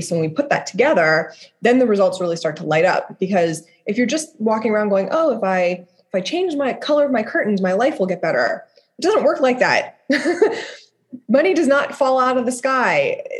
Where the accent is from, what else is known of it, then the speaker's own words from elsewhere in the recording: Dayton, Ohio, United States; I lived in Dayton, Ohio